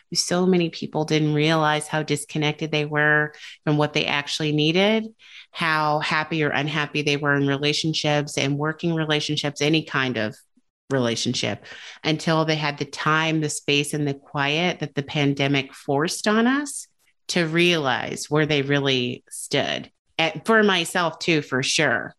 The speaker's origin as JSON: {"language": "English", "country": "United States"}